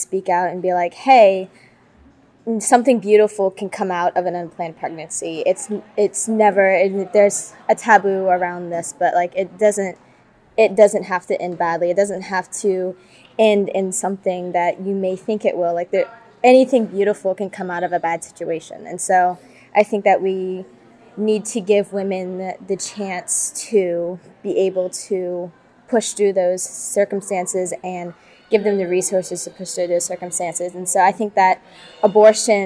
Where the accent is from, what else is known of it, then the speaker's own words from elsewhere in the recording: Luling, Louisiana, United States; I'm from Luling, which is around New Orleans area in Louisiana